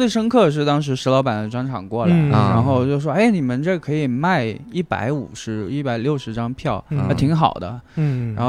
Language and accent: Chinese; Guangxi, China; now in Chengdu, China; 对我广西人啊，但我。弄这个东西之前已经在成都待了很多年了，嗯，然后在之前在成都也做过电商